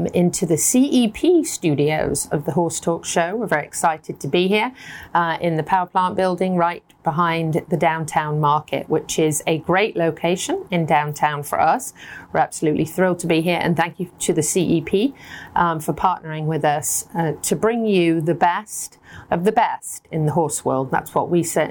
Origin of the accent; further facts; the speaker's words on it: United Kingdom; moved away as an adult; now in United States; we have lots of British words